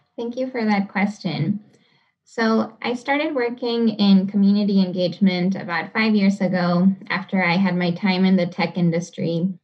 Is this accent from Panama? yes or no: yes; Panama City, Panama; now in Seattle, United States; I come from Panama City. Um, it's capital of the country